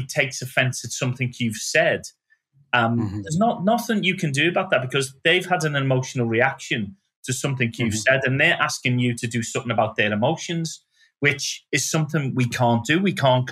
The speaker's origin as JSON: {"language": "English", "town": "Liverpool", "region": "North West England", "country": "United Kingdom", "tie": "born or raised there", "moved": "as an adult", "said": "I go back to Liverpool"}